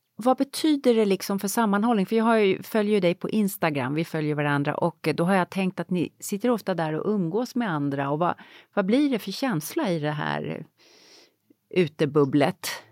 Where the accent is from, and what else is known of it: Sweden; moved away